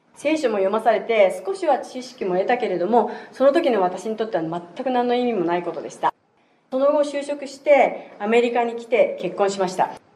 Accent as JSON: {"language": "Japanese", "country": "Japan", "tie": "born or raised there", "said": "日本で生まれ日本で育ちました"}